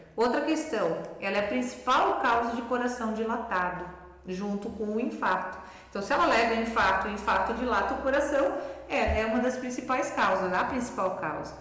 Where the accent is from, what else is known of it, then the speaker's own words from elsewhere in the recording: Brusque, Santa Catarina, Brazil; moved away as an adult; also born or lived in Florianópolis / Rio de Janeiro; now in Rio do Sul, Brazil; sou brusquense